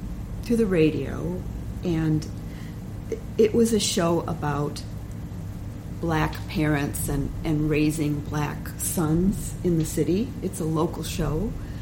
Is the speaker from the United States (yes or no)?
yes; Chicago, Illinois, United States; Oh, yeah, I'm from Chicago.